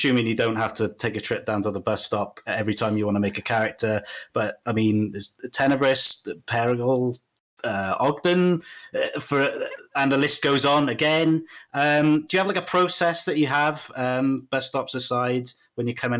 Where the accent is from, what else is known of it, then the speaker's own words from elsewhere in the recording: Welsh, Wales, United Kingdom; I'm Welsh